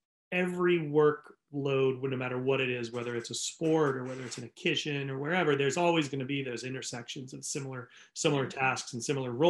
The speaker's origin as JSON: {"language": "English", "region": "New England", "country": "United States", "tie": "born or raised there", "lives_now": "California, United States", "said": "I live in California. I grew up in New England, so I know what snow is."}